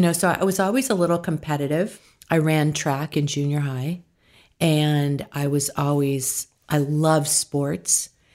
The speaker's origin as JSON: {"language": "English", "town": "San Diego", "region": "California", "country": "United States", "tie": "born or raised there", "moved": "yes", "lives_now": "Hidden Hills, United States", "said": "I was born in San Diego, California"}